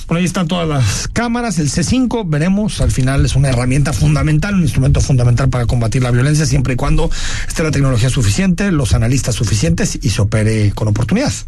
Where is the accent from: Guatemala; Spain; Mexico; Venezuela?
Mexico; Zapopan, Jalisco; Yo crecí toda mi vida en Eva Briseño